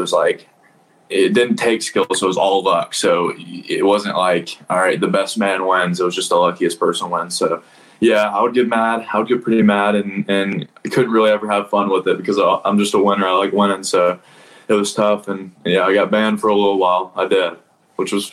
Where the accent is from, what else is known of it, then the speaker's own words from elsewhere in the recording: Nashville, Tennessee, United States; I kind of played locally around here in Nashville